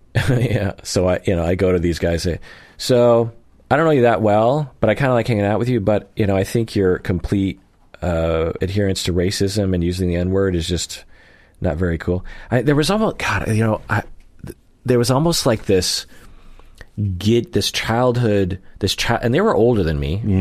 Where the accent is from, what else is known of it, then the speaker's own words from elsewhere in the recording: Sammamish, Washington, United States; where I grew up in Sammamish